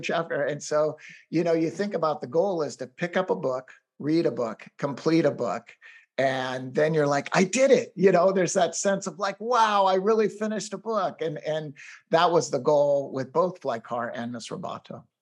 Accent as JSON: {"language": "English", "town": "Seattle", "region": "Washington", "country": "United States", "tie": "born or raised there", "also_born_or_lived": "Los Angeles / Boston / Delhi, India / Bay Area", "moved": "as an adult", "lives_now": "Orinda, United States", "said": "we decided to move back to my hometown of Seattle, Washington"}